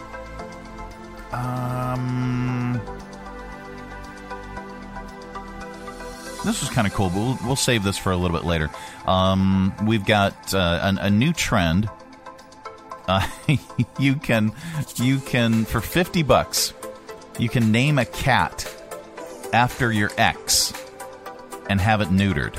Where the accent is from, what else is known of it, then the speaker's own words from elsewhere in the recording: Pittsburgh, Pennsylvania, United States; I'm from the Pittsburgh area